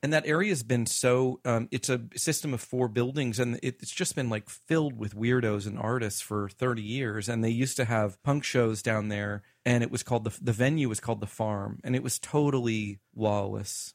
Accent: the South, United States; I grew up in the South

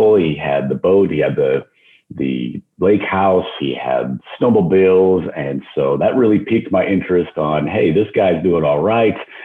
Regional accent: just outside of Denver, Colorado, United States; moved away as an adult; also born or lived in Phoenix; now in Dallas, United States; I grew up in Colorado, just outside okay. of Denver.

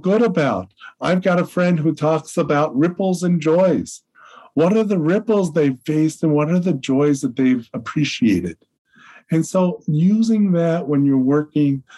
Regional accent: Chicago, Illinois, United States; I'm from Chicago

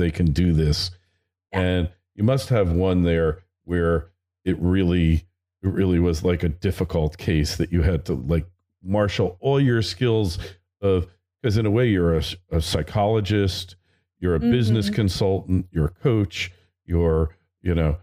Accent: New Jersey, United States; the way I was raised in the Northeast in New Jersey

